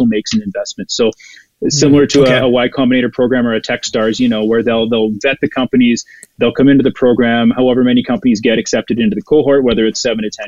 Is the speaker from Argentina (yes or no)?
no; Ottawa, Ontario, Canada; now in Alberta, Canada; Ottawa. It's my hometown